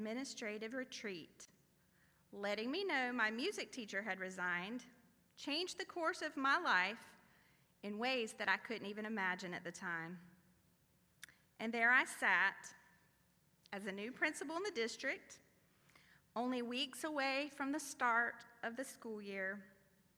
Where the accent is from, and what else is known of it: Fayetteville, North Carolina, United States; born or raised there; now in New Bern, United States